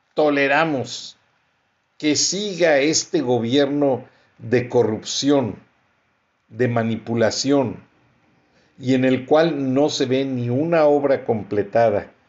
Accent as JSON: {"language": "Spanish", "country": "Mexico", "said": "como persona, como mexicano, como profesionista"}